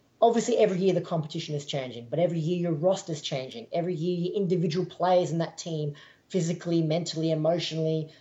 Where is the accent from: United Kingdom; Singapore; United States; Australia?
Australia; moved away; being an Australian in Australia